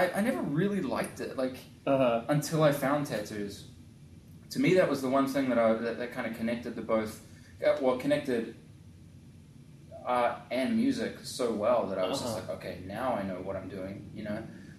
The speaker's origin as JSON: {"language": "English", "region": "North East England", "country": "United Kingdom", "tie": "born there", "said": "the Captain Cook actually was born in the town that I was born in England."}